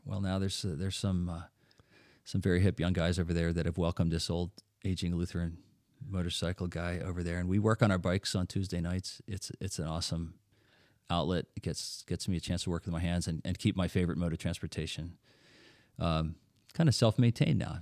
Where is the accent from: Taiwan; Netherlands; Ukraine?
Netherlands; now in Lancaster, United States; since I'm from Holland, I was born in Holland